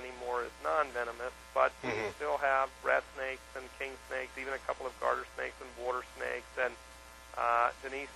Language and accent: English; Northeast, United States; I grew up in the Northeast